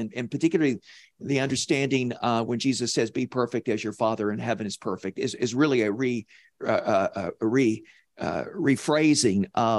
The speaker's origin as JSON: {"language": "English", "region": "the South", "country": "United States", "accent": "Southern", "said": "I'm going to use my Southern accent here"}